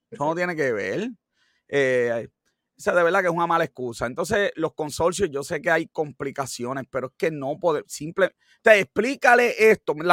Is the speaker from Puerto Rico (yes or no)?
yes; Cayey, Puerto Rico; a, mí me dicen que, soy de Guabate, yo no, no, no, no, no, no, no, yo soy de Calle y de Guanabito.